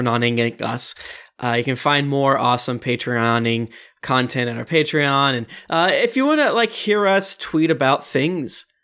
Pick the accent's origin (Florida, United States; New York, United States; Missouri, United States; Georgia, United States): Florida, United States; I was raised in Florida